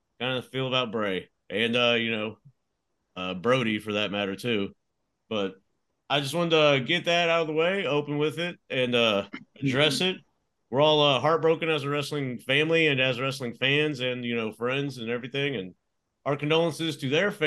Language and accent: English; Amarillo, Texas, United States; I'm from the Texas Panhandle around the Amarillo area